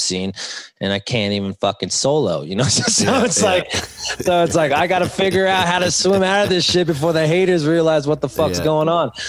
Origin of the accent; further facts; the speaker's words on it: West Hills, California, United States; I grew up in West Hills, Calabasas.